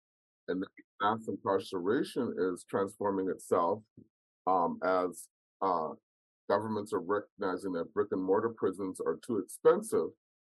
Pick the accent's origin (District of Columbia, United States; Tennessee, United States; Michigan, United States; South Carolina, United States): South Carolina, United States; Charleston; also born or lived in Washington State; now in Washington, United States; I am from South Carolina. I'm from Charleston, South Carolina.